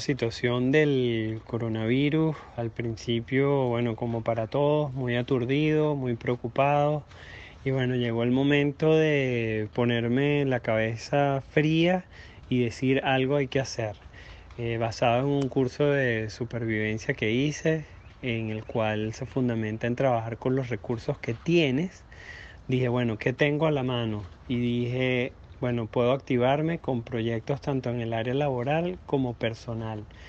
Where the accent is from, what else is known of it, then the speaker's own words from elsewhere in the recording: Venezuela; now in United States; soy venezolano, y me vine a Estados Unidos hace nueve años y medio